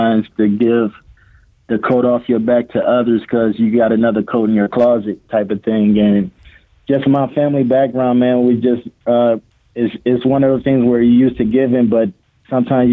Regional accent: Toledo, Ohio, United States; also born or lived in Rensselaer, Indiana; I'm born and raised in Toledo.

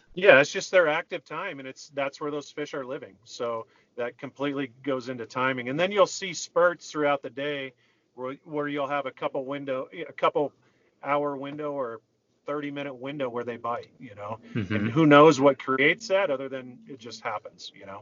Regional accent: Minnesota, United States; growing up in Minnesota

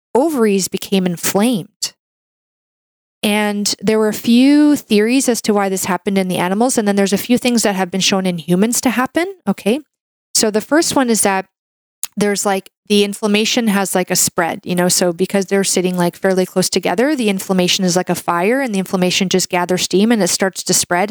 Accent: Canada; I'm a Canadian medical doctor

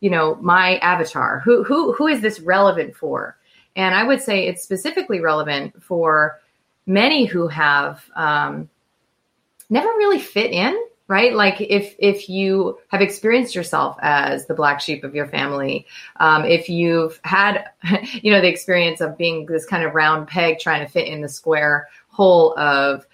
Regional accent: United States; I'm American

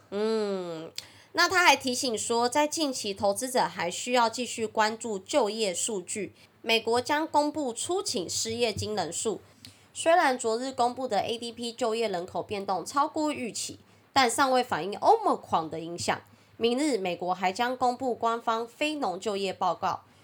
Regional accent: Taiwan; accent: Taiwanese Mandarin (台湾国语); 我很台湾国语

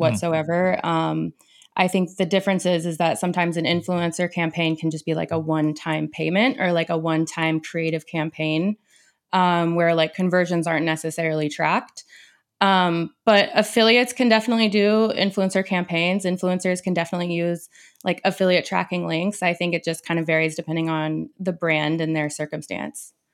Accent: Portland, Oregon, United States; I'm from Central Oregon, but I've been raised in Portland pretty much my whole life

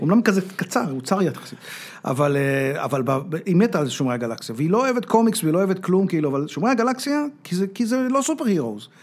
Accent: Israel

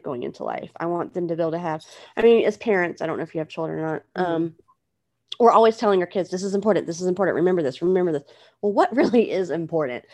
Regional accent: United States; as an American

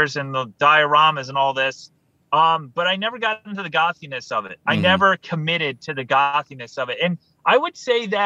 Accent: New York, United States; I grew up in New York State

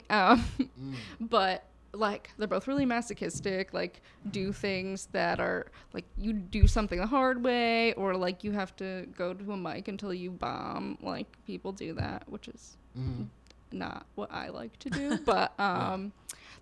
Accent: Maryland, United States; moved away; also born or lived in Syracuse, New York / New Hampshire; I would say mostly I'm from Maryland, like the bulk of my growing up.

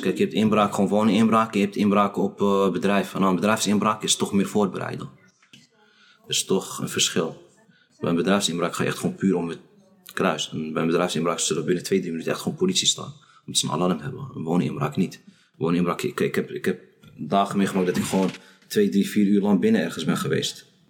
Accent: Amsterdam, North Holland, Netherlands; Ik ben geboren getogen in Amsterdam-Noord.

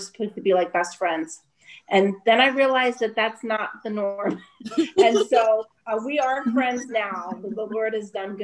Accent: Trenton, New Jersey, United States; also born or lived in Berks County, Pennsylvania; now in Reading, United States; I was born and raised in Trenton, New Jersey. So I'm a Jersey girl, essentially

